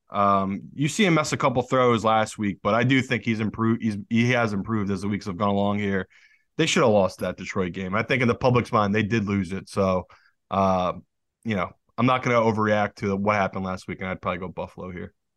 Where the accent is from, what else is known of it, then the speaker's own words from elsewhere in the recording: United Kingdom; now in United States; As a Brit